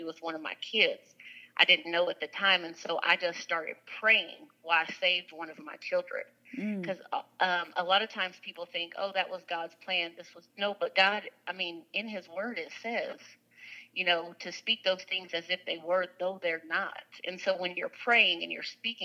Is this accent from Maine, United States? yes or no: no; Lewisville, Texas, United States; I grew up in Lewisville, Texas